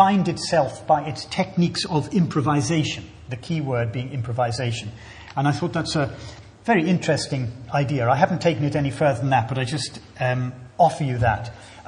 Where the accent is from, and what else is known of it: Scotland, United Kingdom